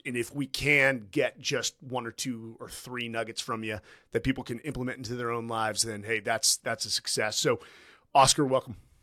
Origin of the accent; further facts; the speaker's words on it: Southern California, United States; Southern California, which is my home state